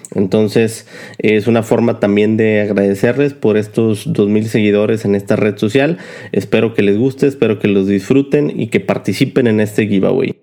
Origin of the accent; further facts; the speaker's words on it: Mexico; nosotros como mexicanos